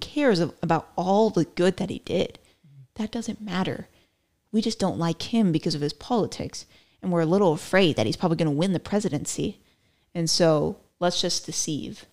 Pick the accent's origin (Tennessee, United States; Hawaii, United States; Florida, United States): Florida, United States; now in Texas, United States; I was born in Florida